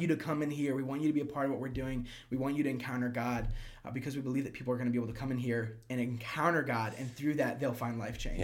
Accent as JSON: {"language": "English", "area": "Prince George's County", "region": "Maryland", "country": "United States", "tie": "born or raised there", "also_born_or_lived": "Kentucky / Orlando, Florida", "moved": "as an adult", "lives_now": "Clermont, United States", "said": "I grew up in a place called PG County, which is like 10 minutes right outside of D.C."}